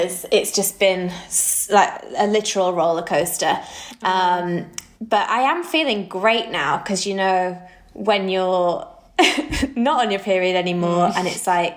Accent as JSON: {"language": "English", "town": "Manchester", "region": "North West England", "country": "United Kingdom", "said": "we are two gals from Manchester"}